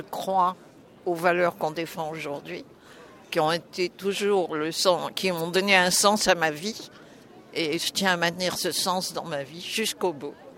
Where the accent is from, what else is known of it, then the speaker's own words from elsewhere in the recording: Prague, Czechia; now in France; je suis née en Tchécoslovaquie, à Prague. Donc, euh, j'ai grandi sous un régime euh, communiste